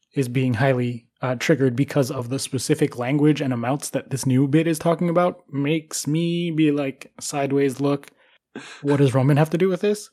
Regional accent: United States; as an American

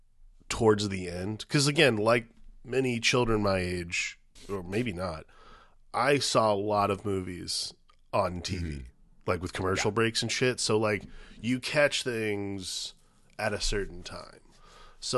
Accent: Aurora, Ohio, United States; like in Aurora where I was growing up in Ohio, there was a lot of like it was still undeveloped

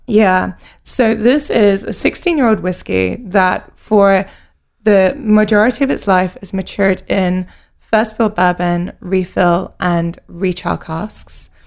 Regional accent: United Kingdom; also born or lived in Edinburgh; I grew up just outside of London

